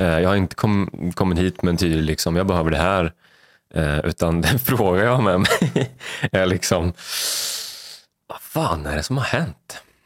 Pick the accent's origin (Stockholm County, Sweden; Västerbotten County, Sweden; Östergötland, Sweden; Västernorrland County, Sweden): Östergötland, Sweden; Vadstena; uppvuxen i Vadstena, eh, yngst av, eh, fyra